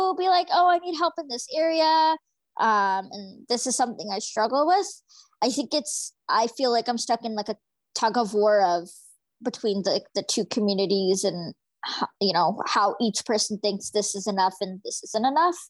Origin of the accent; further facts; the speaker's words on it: Fraser Valley, British Columbia, Canada; I'm from the Fraser Valley in British Columbia